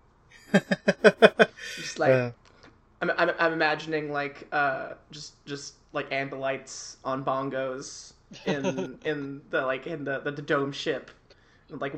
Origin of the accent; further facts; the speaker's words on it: United States; me as an American